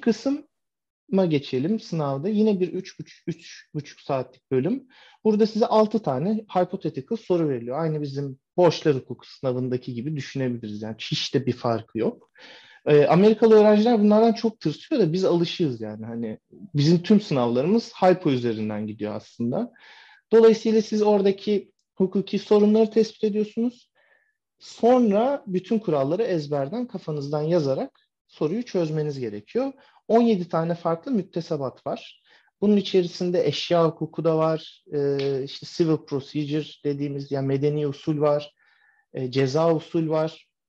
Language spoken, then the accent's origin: Turkish; Turkey; moved away as an adult; now in United States; Ben Türk olarak